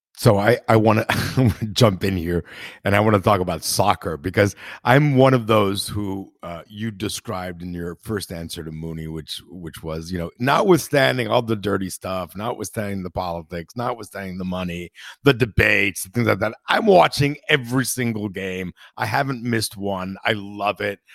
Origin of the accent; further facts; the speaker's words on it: Italy; I'm from Italy